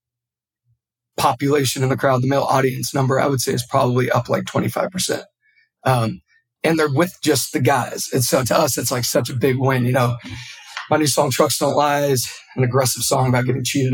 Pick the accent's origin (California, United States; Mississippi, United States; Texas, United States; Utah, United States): California, United States; Yuba City; growing up in Northern California in such a hub of like being so close to the Bay Area, loving hip hop growing up because of it, being so close to, Yuba City is nothing but farms